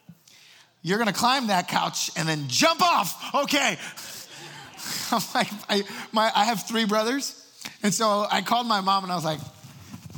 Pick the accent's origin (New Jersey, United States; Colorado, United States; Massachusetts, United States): New Jersey, United States; moved away; I am from Jersey. I came from there. I'm Puerto Rican family, so I talk fast